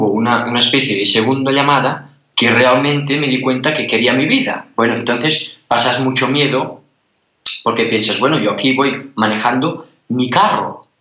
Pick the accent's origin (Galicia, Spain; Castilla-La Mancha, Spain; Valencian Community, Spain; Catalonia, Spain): Catalonia, Spain; Cassà de la Selva; 23 años y Casa de la Selva está un, es un pueblo que está al, lado de Gerona, ¿no?